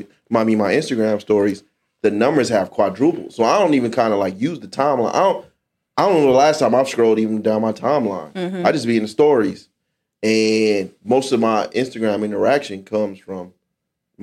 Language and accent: English; Rose Garden, Nevada, United States; I grew up in Rose Garden.